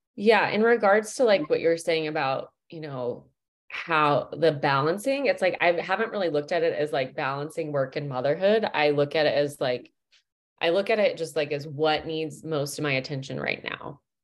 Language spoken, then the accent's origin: English; Midwest, United States; I'm from the States. I'm from the Midwest